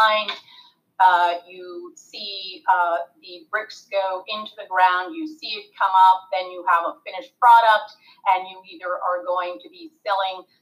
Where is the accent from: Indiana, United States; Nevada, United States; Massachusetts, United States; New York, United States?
New York, United States; Long Island; moved away as an adult; also born or lived in California; now in Miami, United States; I was born and raised on Long Island in New York